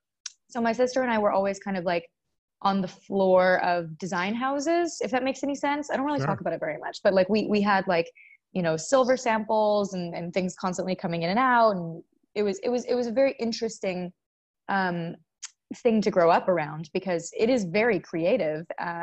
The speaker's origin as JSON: {"language": "English", "town": "Seattle", "region": "Washington", "country": "United States", "said": "I take weird pride in the fact that I'm from Seattle, and I don't know why."}